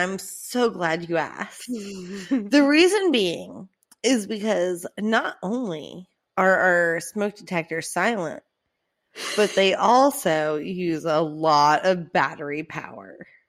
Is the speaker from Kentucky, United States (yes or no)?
no; Orange Park, Florida, United States; Ma'am, I'm from Orange Park.